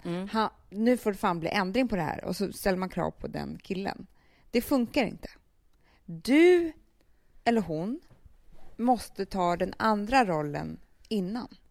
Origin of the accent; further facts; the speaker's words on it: Sweden; also born or lived in Rio de Janeiro, Brazil; vi svenskar